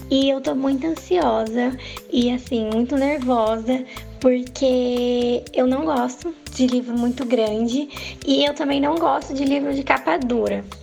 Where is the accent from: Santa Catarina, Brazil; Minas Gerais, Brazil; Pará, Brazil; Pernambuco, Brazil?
Santa Catarina, Brazil; Criciúma; Bom dia, meninas. … sou de Santa Catarina, Criciúma.